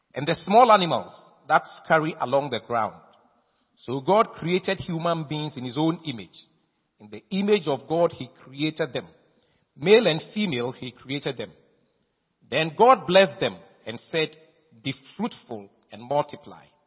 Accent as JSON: {"language": "English", "country": "Ghana", "tie": "born or raised there", "said": "I am a Ghanaian. My father and my mother were Ghanaians. I was born in Ghana by Ghanaian parentage"}